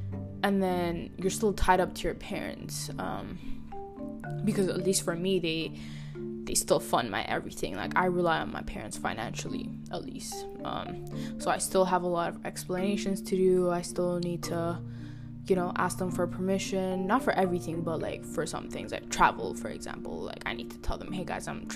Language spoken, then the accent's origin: English; Ethiopia; moved away; I grew up in Ethiopia. We all grew up in Ethiopia